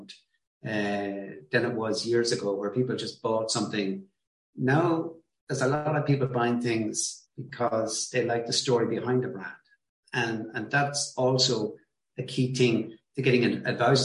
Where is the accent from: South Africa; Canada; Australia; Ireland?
Ireland